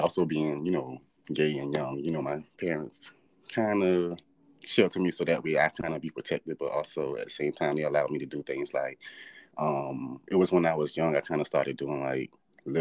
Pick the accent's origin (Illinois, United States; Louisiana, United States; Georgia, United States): Georgia, United States; Savannah; I'm from Savannah, Georgia. Born and raised.